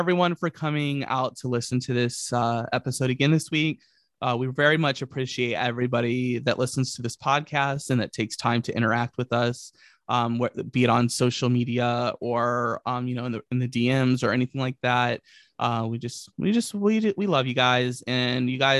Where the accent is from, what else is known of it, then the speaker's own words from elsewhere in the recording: Virginia, United States; I grew up in Virginia